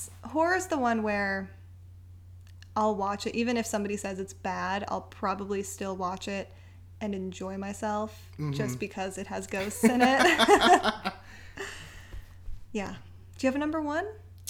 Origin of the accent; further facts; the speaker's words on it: East Bay, Northern California, United States; now in Los Angeles, United States; I'm 29. I'm originally from Northern California, from the East Bay.